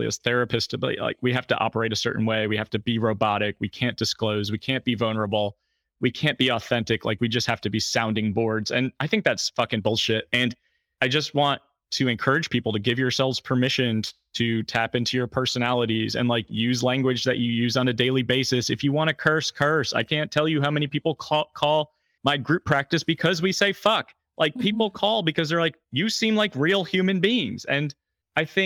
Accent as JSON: {"language": "English", "town": "Fishkill", "region": "New York", "country": "United States", "tie": "born or raised there", "said": "Fishkill, New York, which is my hometown"}